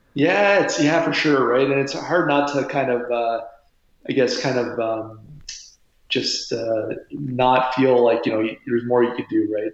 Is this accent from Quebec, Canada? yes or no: no; Windsor, Ontario, Canada; I was born and raised in Windsor, Ontario, Canada, uh, right across the river here from Detroit.